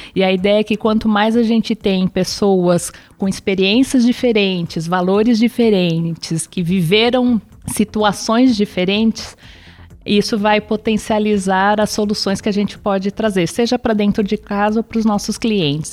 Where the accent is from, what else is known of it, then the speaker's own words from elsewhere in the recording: São Paulo, Brazil; Eu sou nascida em São Paulo, cidade estado de São Paulo. É, meus pais também são, são daqui